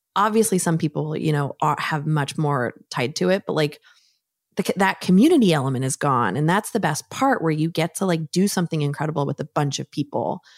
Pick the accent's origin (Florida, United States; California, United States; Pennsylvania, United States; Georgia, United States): California, United States; San Diego; I grew up in San Diego